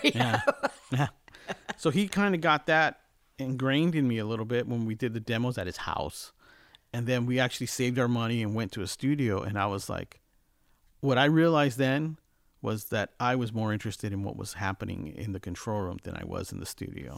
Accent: Los Angeles, California, United States; also born or lived in Montebello, California; I'm one of the few born and raised in Los Angeles.

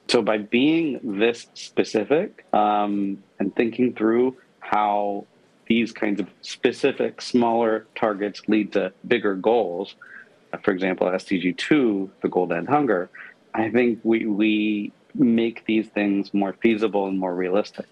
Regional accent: Pakistan; moved away; I grew up in Pakistan

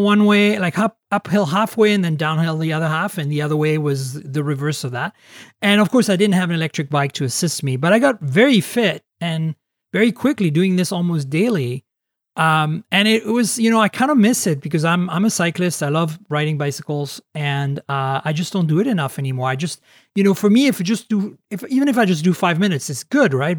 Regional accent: Canada; moved away; also born or lived in Europe; I grew up in Canada and in Europe

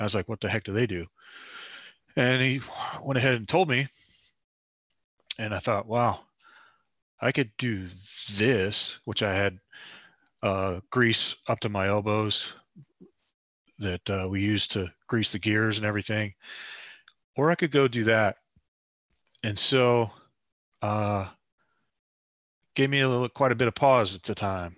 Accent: Parkersburg, West Virginia, United States; moved away as an adult; I'm originally from Parkersburg, West Virginia. I was born and raised there.

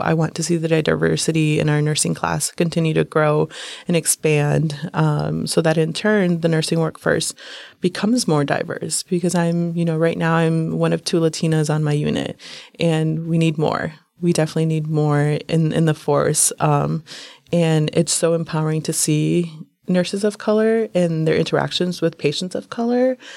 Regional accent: United States; I was born here in the United States

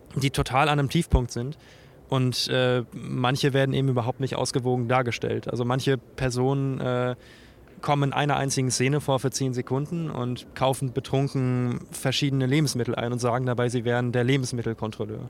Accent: Bremen, Germany; moved away as an adult; now in Mainz, Germany; Ich komme ursprünglich aus Bremen. Ich bin Nordlicht

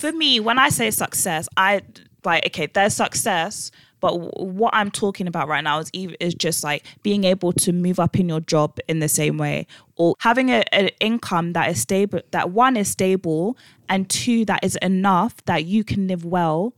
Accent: London, United Kingdom; we grew up one in West London and two in a black school

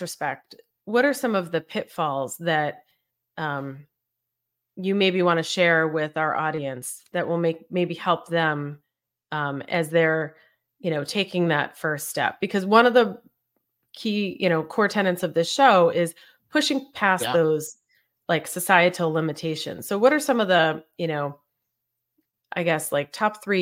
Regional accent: Boston, Massachusetts, United States; I'm from Boston

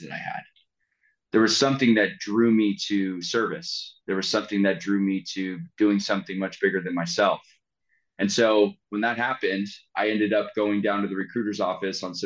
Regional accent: San Francisco Bay Area, California, United States; I was born and raised in the San Francisco Bay Area. I lived there a majority of my life

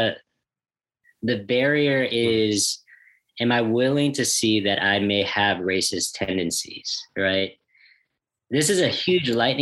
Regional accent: United States; I grew up here in the States

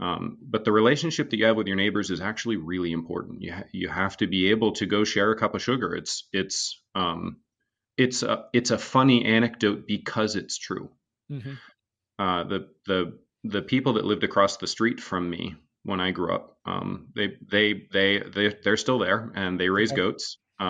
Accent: Vermont, United States; So I grew up in Northern Vermont, all the way in the middle of nowhere.

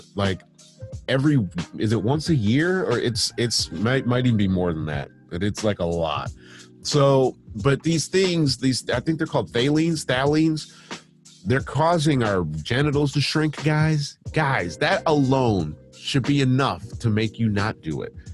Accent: Michigan, United States; moved away as an adult; now in United Kingdom; when I was a kid, when I grew up in Michigan, I lived in a townhouse

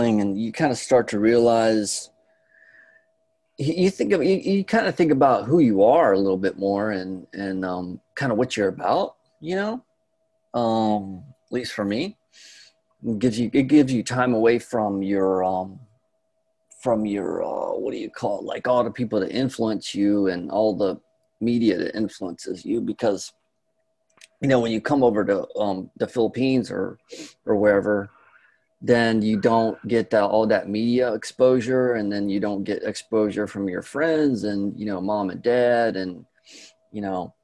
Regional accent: North Carolina, United States; moved away as an adult; I grew up in North Carolina

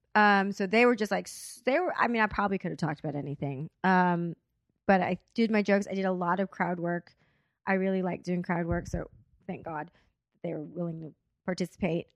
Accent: Corpus Christi, Texas, United States; now in Los Angeles, United States; I'm here from L A, but I'm from Corpus Christi, Texas. Like, that's where I was born

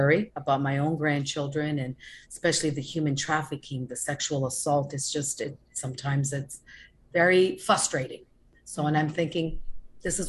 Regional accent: Canada; moved away as an adult; now in Florida, United States; I'm originally from Canada. Originally, I moved to Florida 22 years ago

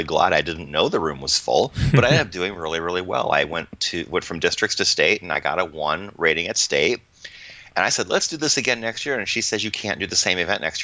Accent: Iowa, United States; moved away; Growing up in Iowa in, you know, the 70s and the 80s

